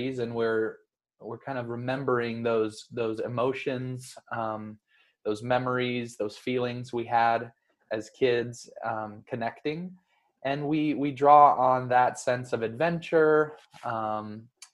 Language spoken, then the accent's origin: English; Denver, Colorado, United States; We grew up together in Denver, Colorado